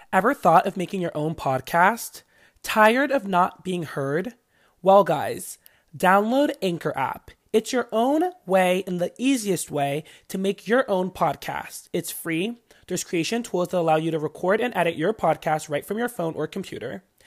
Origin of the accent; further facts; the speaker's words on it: Washington, District of Columbia, United States; moved away as an adult; now in New York City, United States; I'm from Washington, D.C.